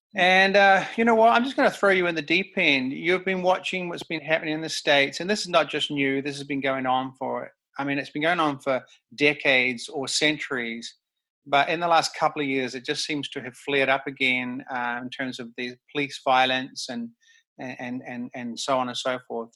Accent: New Zealand; now in Vancouver, Canada; I'm from New Zealand, so I my mm-hmm. culture is actually a little bit different to suburban mm-hmm. Vancouver mm-hmm. culture

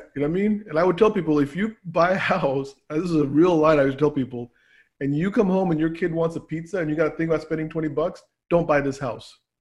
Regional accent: Annandale, Virginia, United States; born or raised there; also born or lived in Pakistan

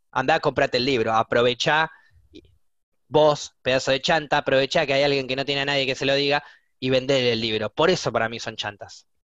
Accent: Buenos Aires, Argentina; soy de Buenos Aires

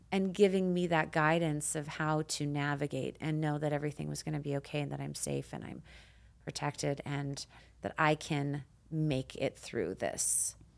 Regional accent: Canada; moved away as an adult; now in United States; I immigrated to the United States from Canada

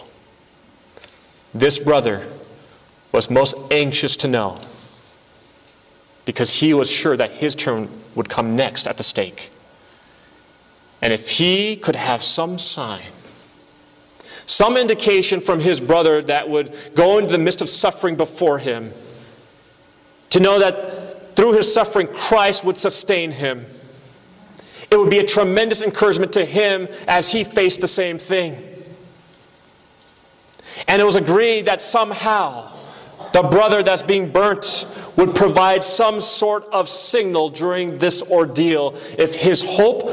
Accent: United States; born or raised there

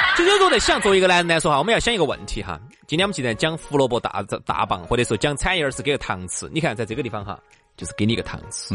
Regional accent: Sichuan, China; 我们四川人民，它就是在这个文化当中轻盈长大的

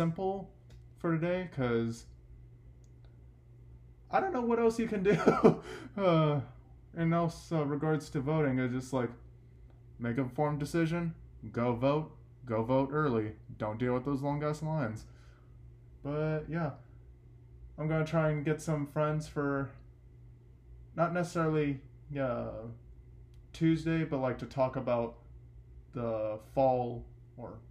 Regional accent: Texas, United States; in my hometown

